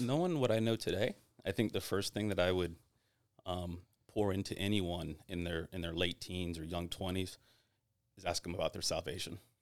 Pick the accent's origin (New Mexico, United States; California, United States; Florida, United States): Florida, United States; Tampa; I'm born and raised in Tampa